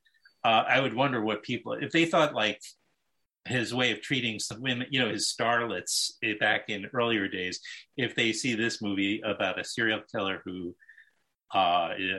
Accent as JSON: {"language": "English", "town": "New York City", "region": "New York", "country": "United States", "tie": "born or raised there", "said": "It's a very obscure area of Queens called Forest Hills"}